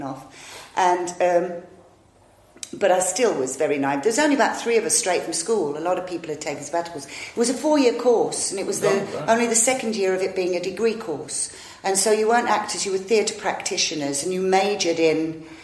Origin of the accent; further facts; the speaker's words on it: Old Hill, West Midlands, United Kingdom; also born or lived in Dudley; A place called Old Hill, which is about 2 miles away from Dudley in the West Midlands